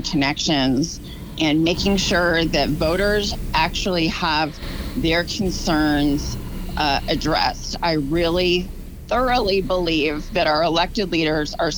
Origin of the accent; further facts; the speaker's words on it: outside of Baltimore, Maryland, United States; moved away as an adult; also born or lived in California; now in The Woodlands, United States; I grew up outside of Baltimore.